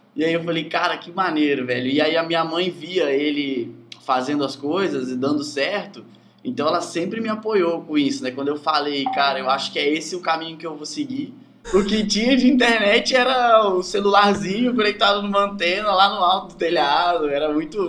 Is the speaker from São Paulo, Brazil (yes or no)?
no; Santa Leopoldina, Espírito Santo, Brazil; Eu sou, sou de Santa Leopoldina, Espírito Santo. É bem interior, assim.